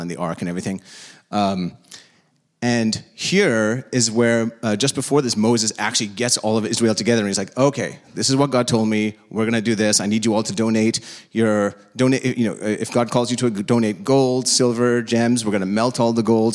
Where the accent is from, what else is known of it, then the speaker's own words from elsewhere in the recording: India; now in United States; I'm from India.